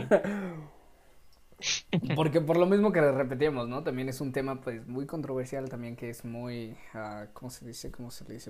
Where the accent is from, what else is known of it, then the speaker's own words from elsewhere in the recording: Mexico; somos puro mexa